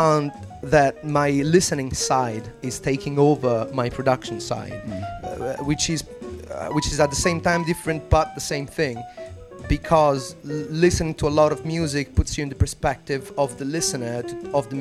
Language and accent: English; Italy; moved away as an adult; now in London, United Kingdom; as an Italian man myself, being based here in London for about 10 years